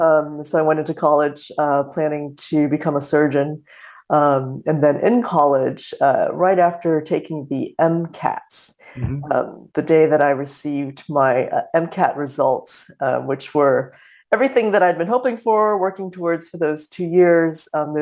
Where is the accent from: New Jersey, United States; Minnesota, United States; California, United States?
California, United States; Los Angeles; also born or lived in Singapore / Philippines / Ohio / Korea; I was born in Singapore. We moved to the Philippines and to California and to Ohio and to Korea and a bunch of different places in the course of my childhood.